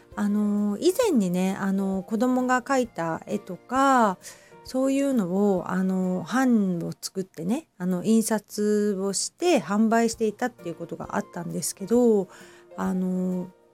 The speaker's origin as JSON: {"language": "Japanese", "town": "Hamamatsu", "region": "Shizuoka", "country": "Japan", "tie": "born or raised there", "also_born_or_lived": "Kita-Kamakura, Kanagawa", "moved": "yes", "lives_now": "Kamakura, Japan", "said": "私はね、静岡県の出身なので、あの、富士山のね、あの、見えるところで 育っているんですけど、まあ、ちょっと、浜松なのでね"}